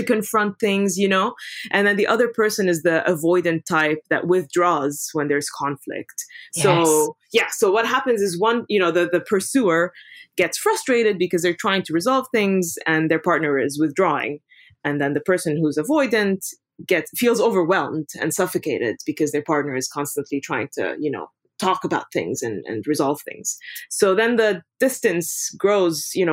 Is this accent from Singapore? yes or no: no; Beirut, Beirut Governorate, Lebanon; moved away as an adult; also born or lived in London / Dubai; now in New York, United States; I'm originally from Lebanon, grew up in Beirut mostly.